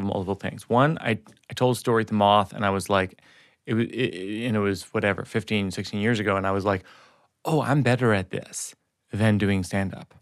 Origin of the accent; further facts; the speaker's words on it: suburbs of Massachusetts, United States; I'm white kid from the suburbs of Massachusetts